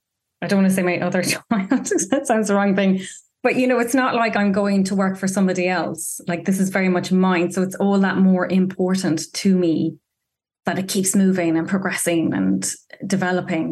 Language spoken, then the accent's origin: English; County Clare, Ireland; now in London, United Kingdom; I grew up in rural West Coast Ireland, County Clare, North County Clare, so right on the Atlantic Ocean